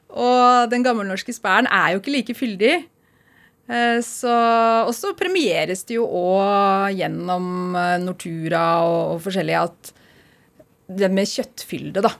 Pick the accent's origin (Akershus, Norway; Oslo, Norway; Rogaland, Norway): Oslo, Norway; moved away as an adult; also born or lived in Iceland; now in Tynset, Norway; jeg kommer fra Oslo opprinnelig